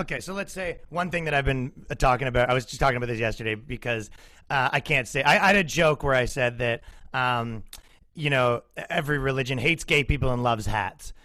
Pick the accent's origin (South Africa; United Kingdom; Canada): Canada; moved away as an adult; now in United States; me being a Canadian in America.